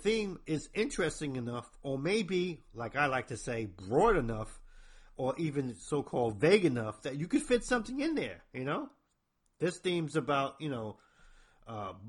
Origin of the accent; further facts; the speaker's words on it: New Jersey, United States; I'm from New Jersey, if I got a weird accent